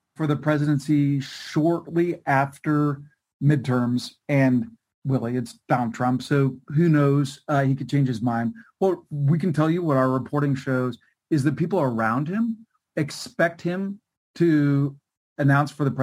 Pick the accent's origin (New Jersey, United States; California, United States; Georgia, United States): California, United States; my home state of California